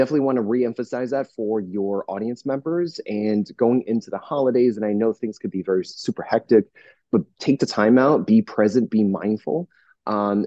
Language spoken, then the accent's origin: English; New Jersey, United States; now in Southern California, United States; I'm from New Jersey originally